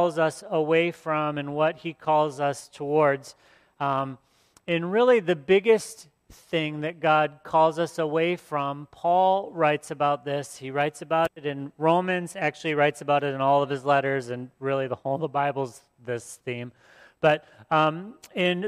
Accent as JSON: {"language": "English", "town": "Port Huron", "region": "Michigan", "country": "United States", "tie": "born or raised there", "said": "my hometown of Port Huron"}